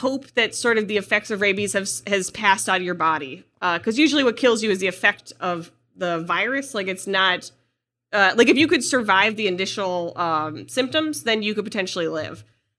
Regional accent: Ohio, United States; I grew up like in Northeast Ohio.

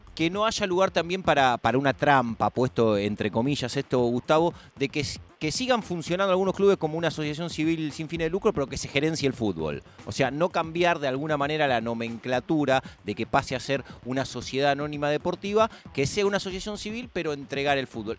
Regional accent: Buenos Aires, Argentina; yo soy de Parque Patricios

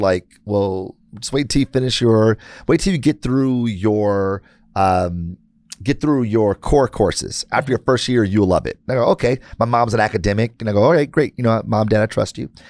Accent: Detroit, Michigan, United States; I'm born and raised in Detroit

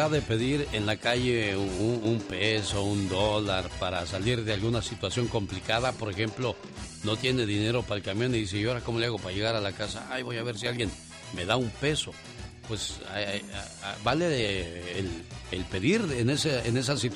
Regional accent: Monterrey, Nuevo León, Mexico; moved away; Un día salí de Monterrey, pero Monterrey nunca salió de mí.

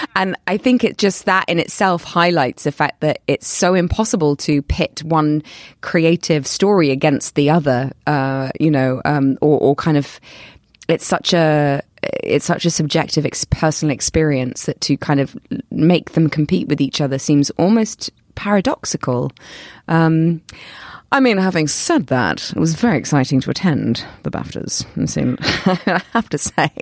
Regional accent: London, United Kingdom; accent: British; people kind of know me as a British actor 'cause of my accent and 'cause I'm from London

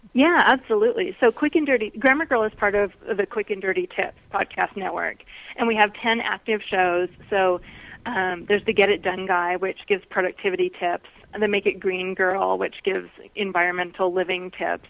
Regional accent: Seattle, Washington, United States; now in Reno, United States; I grew up in Seattle, but I live in Reno, Nevada now

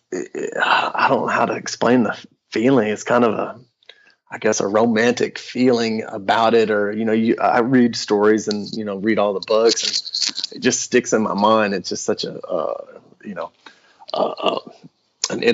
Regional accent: West Texas, United States; I was a fifth generation Texan. I was born in West Texas.

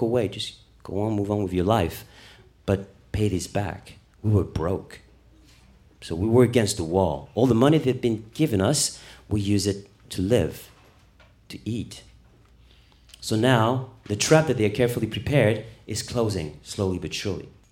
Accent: Paris, Île-de-France, France; moved away; also born or lived in Munich, Germany; I was born in Paris

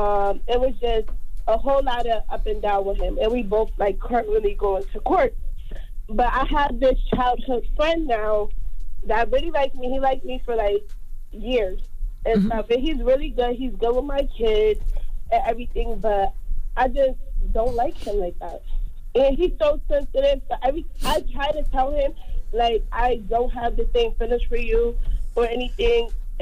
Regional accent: Bridgeport, Connecticut, United States; from Bridgeport, Connecticut.

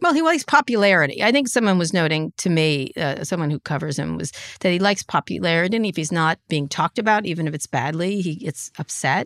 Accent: Princeton, New Jersey, United States; I grew up in Princeton, New Jersey.

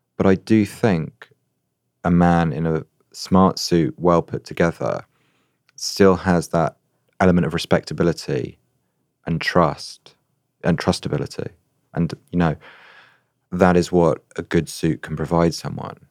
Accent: United Kingdom; as a Brit

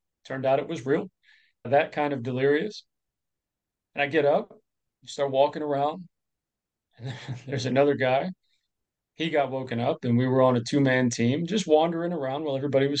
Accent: Florida, United States; also born or lived in Clearwater, Florida; So I was born in Clearwater, Florida, basically grew up more formatively in Lake County, a little further north.

